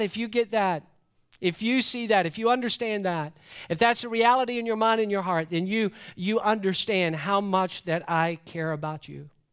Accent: Atlanta, Georgia, United States; growing up in Metro Atlanta

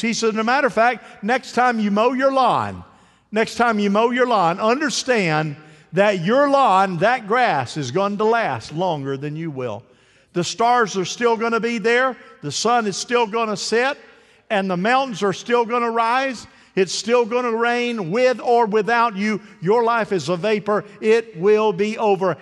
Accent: Eagle Lake, Florida, United States; I'm from Eagle Lake, Florida.

